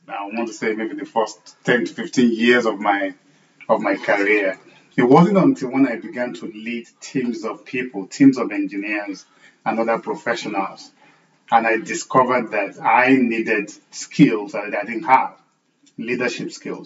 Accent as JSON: {"language": "English", "country": "Nigeria", "tie": "born or raised there", "moved": "as an adult", "said": "growing up in Nigeria, and I spent the first, 8-9 years of my career as an engineer in Nigeria"}